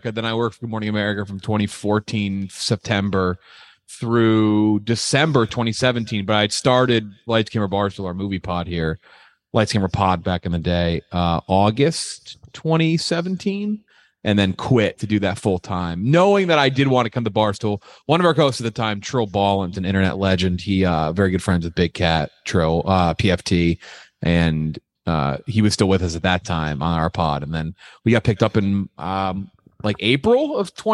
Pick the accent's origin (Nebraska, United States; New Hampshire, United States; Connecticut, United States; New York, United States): Connecticut, United States; I was born in Connecticut